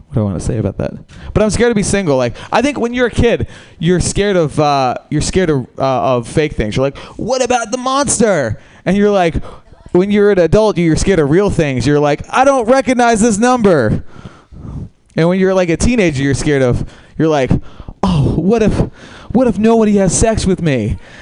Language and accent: English; New York, United States; moved away; I'm from New York uh, originally.